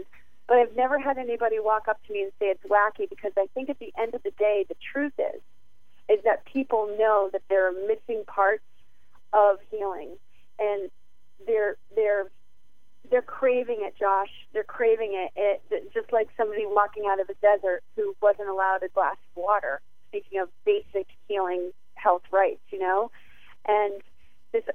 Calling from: New England, United States; I'm calling from New England right now

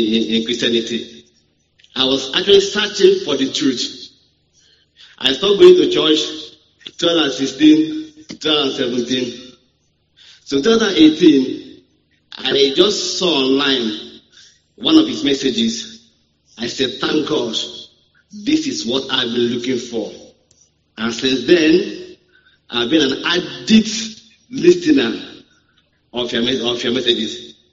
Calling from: Lagos, Nigeria; I'm calling from Lagos.

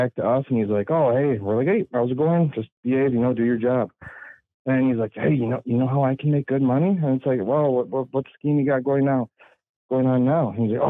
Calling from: Shawano, Wisconsin, United States; I'm calling from Wisconsin, Shawano, Wisconsin.

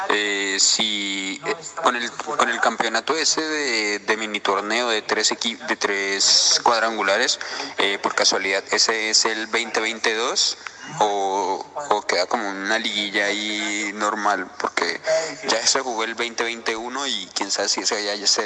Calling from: Palmira, Valle del Cauca, Colombia; acá de Palmira Valle.

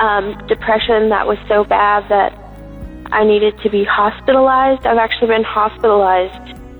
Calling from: Virginia, United States; I'm calling from Virginia.

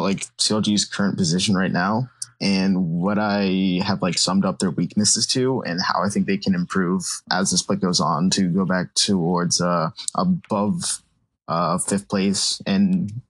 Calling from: Connecticut, United States; I'm in Connecticut right now.

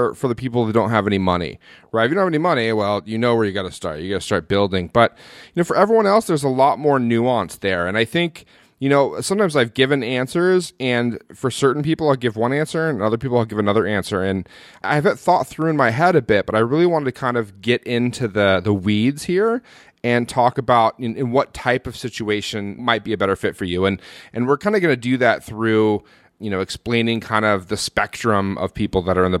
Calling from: Manila, Metro Manila, Philippines; Yeah, buddy, I'm calling in from Manila, Philippines.

